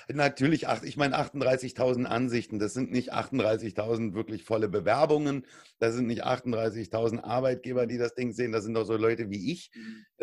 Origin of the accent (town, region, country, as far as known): Germany